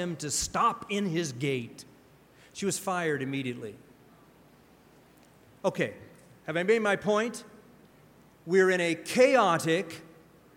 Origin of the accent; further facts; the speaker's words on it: Pacific Northwest, United States; I grew up in the Pacific Northwest